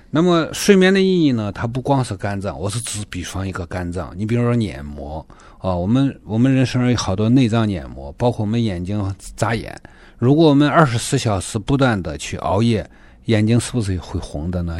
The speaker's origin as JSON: {"language": "Chinese", "country": "China", "moved": "as an adult", "lives_now": "Toronto, Canada", "said": "我来自中国大陆。我们家庭里面是三代行医，我也是个老教友的家庭，我是第五代了。那么我来到多伦多呢，还是从事中医职业"}